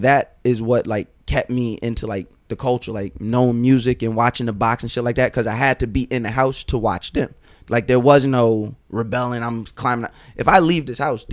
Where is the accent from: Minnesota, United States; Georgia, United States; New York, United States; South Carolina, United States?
New York, United States; North Babylon; Growing up, my address was always North Babylon.